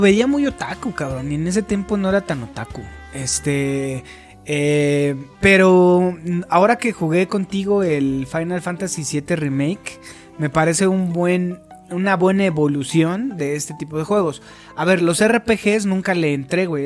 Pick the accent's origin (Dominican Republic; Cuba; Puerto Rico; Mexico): Mexico